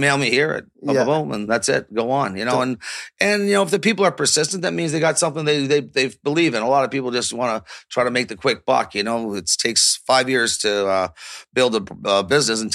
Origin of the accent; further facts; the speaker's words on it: Toronto, Ontario, Canada; growing up on Yonge Street, Toronto